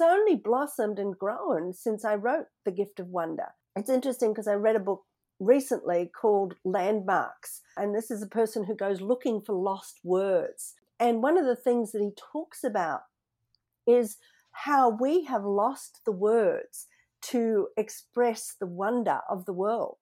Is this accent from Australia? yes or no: yes; Sydney, New South Wales, Australia; moved away as an adult; now in Seattle, United States; Growing up in Australia, you know, where in Sydney there's no snow